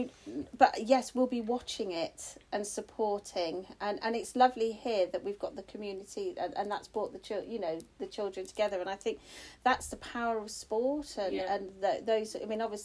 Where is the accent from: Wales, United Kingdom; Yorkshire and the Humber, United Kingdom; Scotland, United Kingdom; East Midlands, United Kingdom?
East Midlands, United Kingdom; Northampton; I'm actually just from Northampton